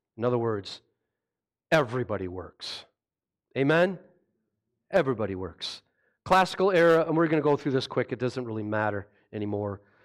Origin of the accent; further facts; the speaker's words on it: Rochester, Minnesota, United States; I grew up in Rochester